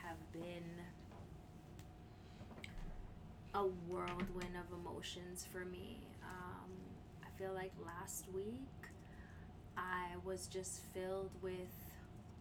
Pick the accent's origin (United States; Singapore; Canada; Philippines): Canada; me as a Canadian